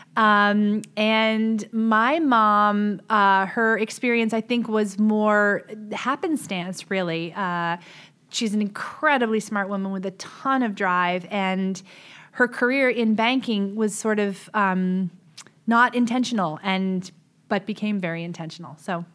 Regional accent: West Hartford, Connecticut, United States; I grew up in West Hartford, Connecticut

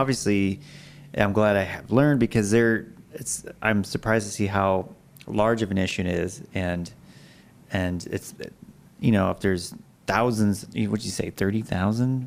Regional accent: Alaska, United States; now in Idaho, United States; I'm from Alaska

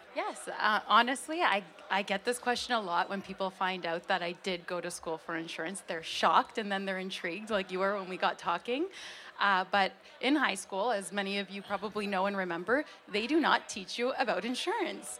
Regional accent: Hamilton, Ontario, Canada; I was born and raised in Hamilton Mountain area

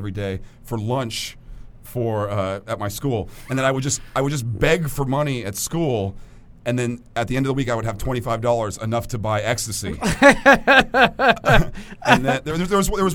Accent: Los Angeles, California, United States; I grew up in the Los Angeles area

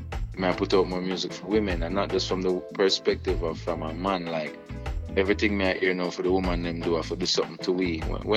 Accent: Jamaica; people know I'm Jamaican.

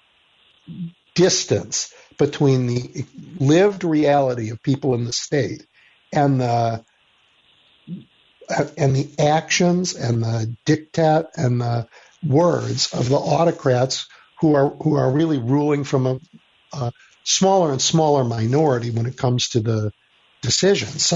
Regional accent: Chicago, Illinois, United States; as a Chicagoan

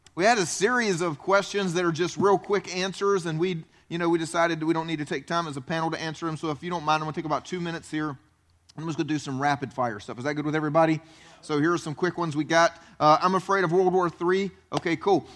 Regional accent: South Carolina, United States; moved away as an adult; I grew up in South Carolina, tried to leave South Carolina

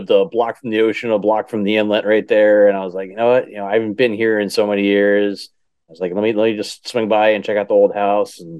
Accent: New Jersey, United States; moved away; I grew up in Jersey and I used to go to the Jersey Shore all the time.

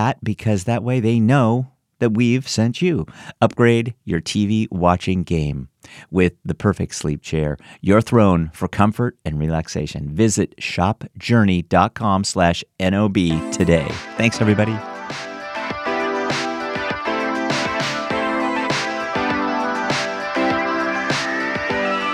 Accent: San Francisco, California, United States; now in Washington, D.C. area, United States; I was born in San Francisco and lived there for many years before moving here to the DC area.

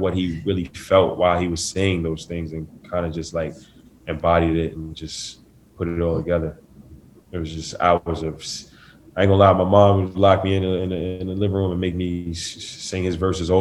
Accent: New York City, New York, United States; I grew up in Staten Island. I'm born and raised

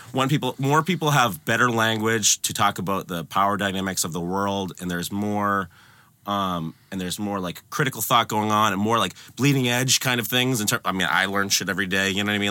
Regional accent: Concord, Massachusetts, United States; I'm from Concord. I'm from the suburbs of Boston

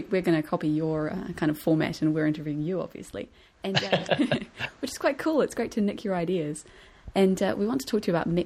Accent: New Zealand; we're from New Zealand.

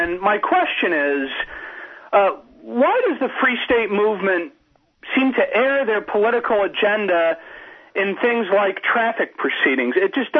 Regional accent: New York, United States; In my home state of New York

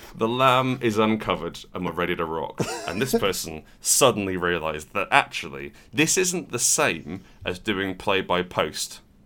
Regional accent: United Kingdom

